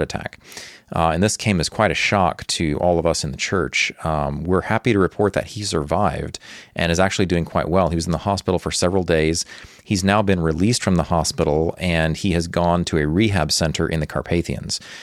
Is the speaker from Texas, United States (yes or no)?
yes; Texas, United States; now in Ukraine; Although I was born in Texas, Ukraine has been my home for more than two decades